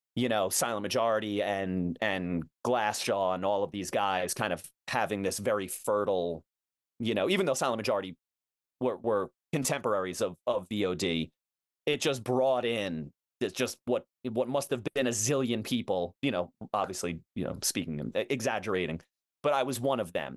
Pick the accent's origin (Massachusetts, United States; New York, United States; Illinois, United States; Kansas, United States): New York, United States; Levittown; when I was growing up, you know, in a, in a two-town radius. So, my town, Levittown, I'm from Levittown, New York